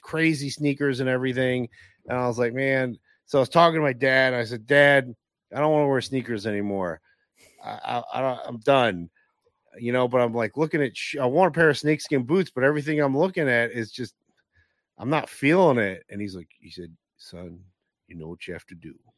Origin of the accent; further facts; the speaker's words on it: Northeast, United States; growing up in the Northeast